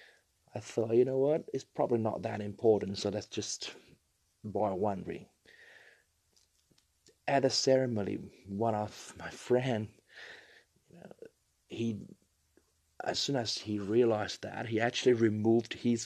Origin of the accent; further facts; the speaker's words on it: China; now in Australia; I was originally from China, and I do remember growing up, I was living in a 3 meters by 3 meters